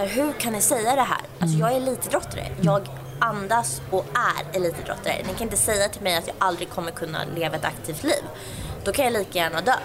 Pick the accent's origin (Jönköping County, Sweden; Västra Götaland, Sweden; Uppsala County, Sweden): Uppsala County, Sweden; outside Uppsala; jag är uppväxt utanför Uppsala.